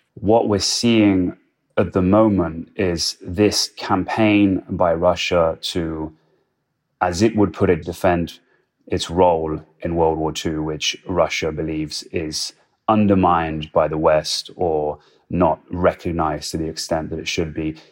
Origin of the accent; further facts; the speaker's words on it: Poland; now in Ukraine; I grew up in Poland, and I always remembered as a child walking past these gargantuan communist monuments in Warsaw